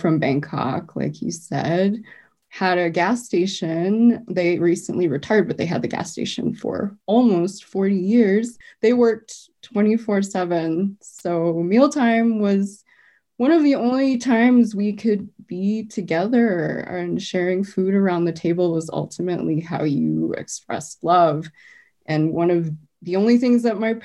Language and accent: English; Arvada, Colorado, United States; I grew up in Arvada, so there weren't a lot of Asian students at my school